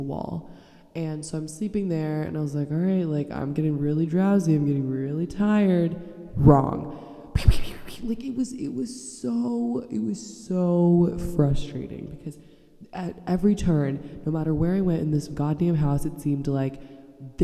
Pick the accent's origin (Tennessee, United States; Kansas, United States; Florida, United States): Florida, United States; Orlando; I am a real Florida bitch, born and raised